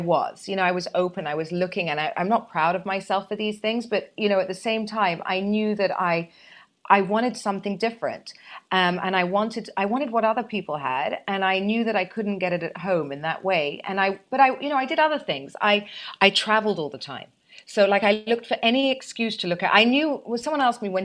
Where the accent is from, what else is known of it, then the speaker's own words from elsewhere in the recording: United Kingdom; I'm British, you see, and I was in boarding school from 7 to 18